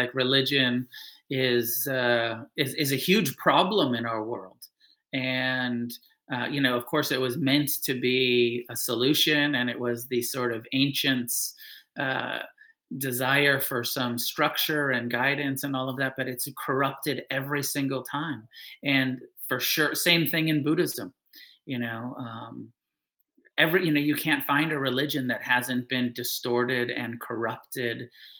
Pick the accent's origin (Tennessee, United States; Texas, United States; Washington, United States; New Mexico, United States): New Mexico, United States; You know, I grew up in New Mexico, so I was close to the Bhajan headquarters.